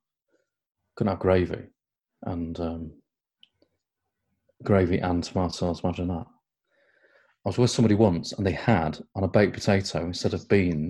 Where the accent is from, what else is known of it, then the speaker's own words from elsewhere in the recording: Crewe, North West England, United Kingdom; moved away as an adult; also born or lived in Plymouth; In Crewe, where I grew up, they were known as smacks.